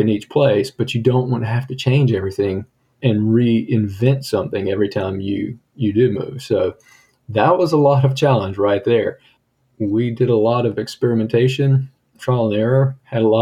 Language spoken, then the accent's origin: English; United States; also born or lived in Italy / Germany; we're from America.